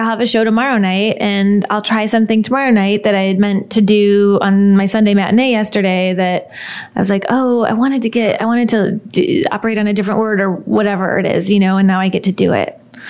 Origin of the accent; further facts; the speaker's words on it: Midwest, United States; she's from the Upper East Side of New York, and I am not. I'm from the Midwest